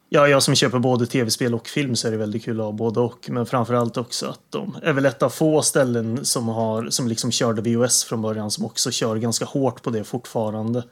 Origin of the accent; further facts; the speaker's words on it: Värmland, Sweden; moved away; jag är hemma i Värmland